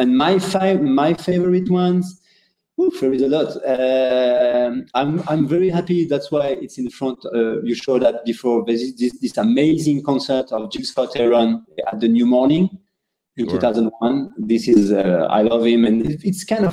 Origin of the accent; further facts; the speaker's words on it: India; I'm from India